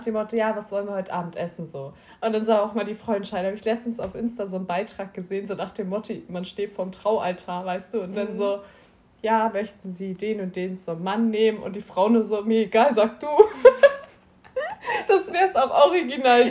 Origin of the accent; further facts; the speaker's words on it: Schleswig-Holstein, Germany; ich komme auch aus Schleswig-Holstein